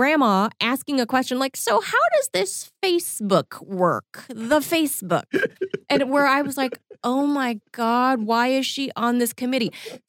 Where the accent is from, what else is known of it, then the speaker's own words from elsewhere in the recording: California, United States; being a Californian, a native Californian